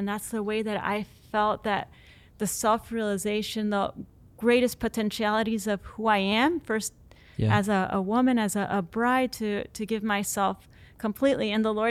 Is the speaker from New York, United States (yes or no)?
no; Central Florida, United States; moved away; also born or lived in Pittsburgh, Pennsylvania; I'm from Central Florida.